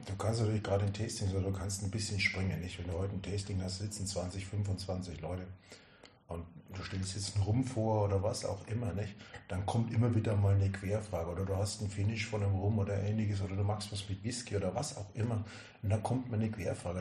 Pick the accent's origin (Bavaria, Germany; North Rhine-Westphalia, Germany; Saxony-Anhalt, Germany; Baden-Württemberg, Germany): Bavaria, Germany; Würzburg; ich bin 1970 geboren, bin eigentlich äh, Würzburger Franke